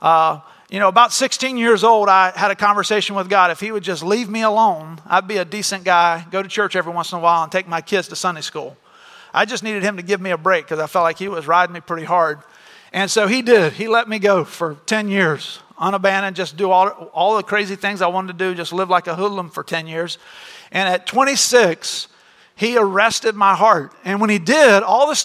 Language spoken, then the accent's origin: English; Florida, United States; we grew up in Florida